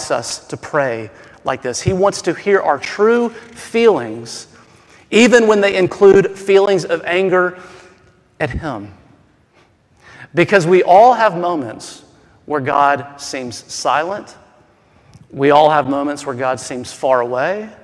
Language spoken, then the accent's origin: English; the South, United States; I'm from the South, okay? And I don't mean Southern California. I mean like the South South.